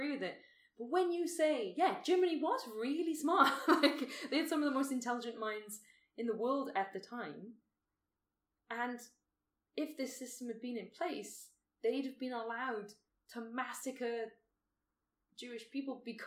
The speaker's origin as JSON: {"language": "English", "country": "United Kingdom", "moved": "yes", "lives_now": "Australia", "said": "I'm British"}